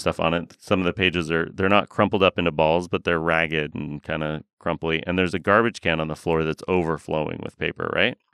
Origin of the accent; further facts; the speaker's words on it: Oregon, United States; I grew up surfing in Oregon